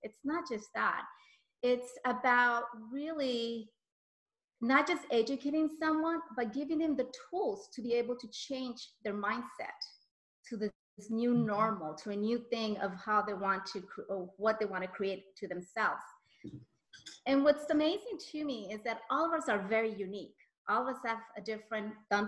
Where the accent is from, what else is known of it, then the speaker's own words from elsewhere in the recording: Colombia; I'm Colombian from South America